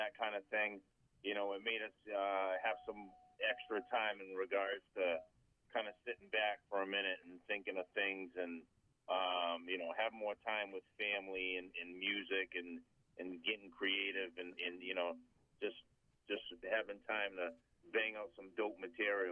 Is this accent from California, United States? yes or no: no; Boston, Massachusetts, United States; I'm from East Boston Revere area